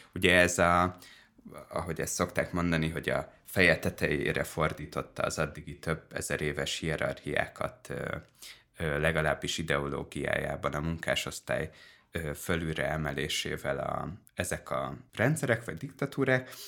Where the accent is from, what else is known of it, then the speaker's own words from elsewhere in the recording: Dunaújváros, Fejér, Hungary; a Liszt Ferenc kertben nőttem föl nagyobb rész Dunajvárosban